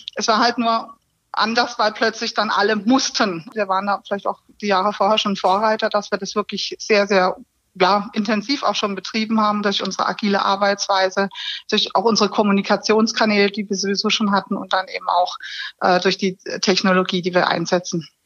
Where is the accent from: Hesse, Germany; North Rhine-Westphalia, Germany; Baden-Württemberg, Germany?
Baden-Württemberg, Germany; Karlsruhe; also born or lived in Pforzheim / Stuttgart; Ich bin in Karlsruhe geboren und habe BWL studiert im schönen Pforzheim